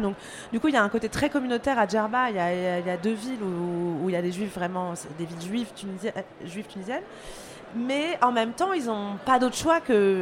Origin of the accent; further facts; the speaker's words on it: France; je suis française